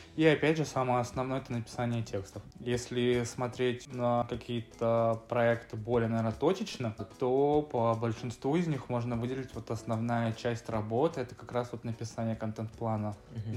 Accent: Severodvinsk, Arkhangelsk Oblast, Russia; moved away as an adult; now in Moscow, Russia; я северный парень из Северодвинска. В Москве уже, получается, пятый год живу

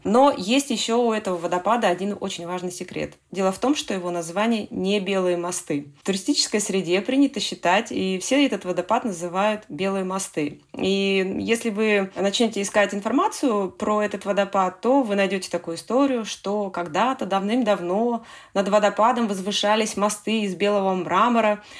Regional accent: Northern Ladoga region, Republic of Karelia, Russia; Я родилась и выросла в Северном Приладожье. Надолго никогда отсюда не уезжала

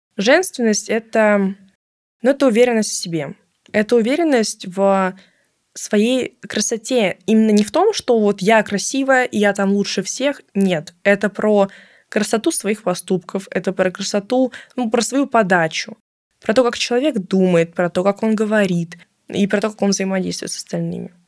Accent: Moscow, Russia; из Москвы

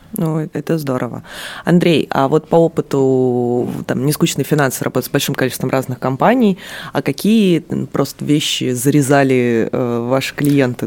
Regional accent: Magadan, Magadan Oblast, Russia; moved away; я родилась в Магадане

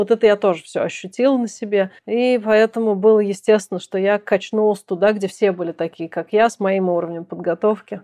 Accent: Kazan, Tatarstan, Russia; moved away; мы гуляли в Казани в моем родном городе, а я уже там давно не живу

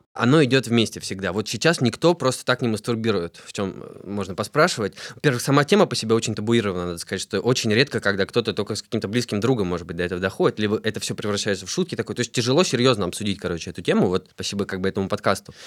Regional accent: Tula, Tula Oblast, Russia; now in Moscow, Russia; я родился в Туле, живу в Москве сейчас

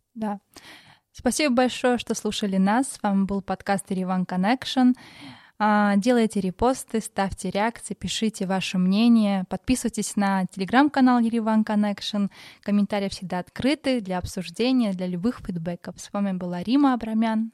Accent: Maralik, Shirak, Armenia; я сама из Моралика

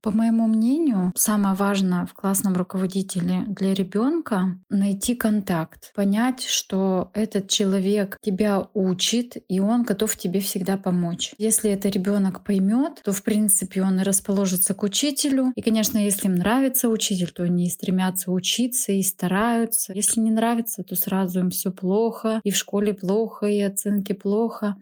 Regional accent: Saint Petersburg, Russia; Мне 33 года. Я из Санкт-Петербурга.

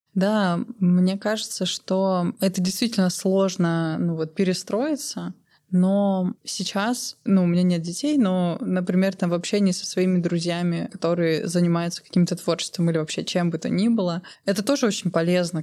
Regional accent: Omsk, Omsk Oblast, Russia; moved away as an adult; now in Almaty, Kazakhstan; я выросла в Омске

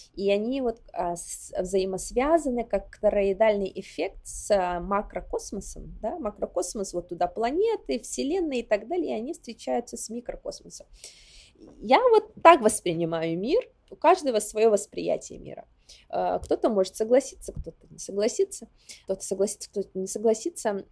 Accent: Yakutia, Sakha Republic, Russia; moved away as an adult; also born or lived in Warsaw, Poland; now in New York, United States; мой родной дом — это Якутия, в частности, Усилданский район, откуда я родом а, село Ускьоля

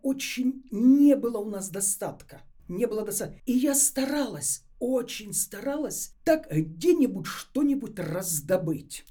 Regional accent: Ukraine; now in Moscow, Russia; Я сама из Украины. Вся молодость моя там на Украине прошла.

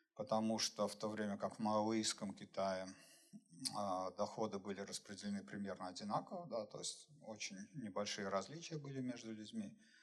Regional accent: Saint Petersburg, Russia; сам я из Петербурга

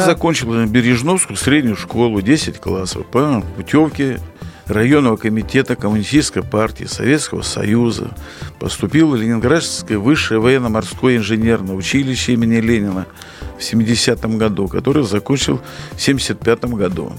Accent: Brest Region, Belarus; мы уже в пятом поколении проживаем в Белоруссии

